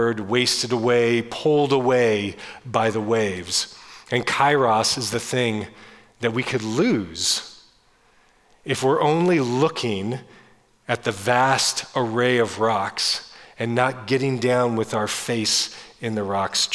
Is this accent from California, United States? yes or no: yes; Northern California, United States; I grew up in Northern California in small coastal towns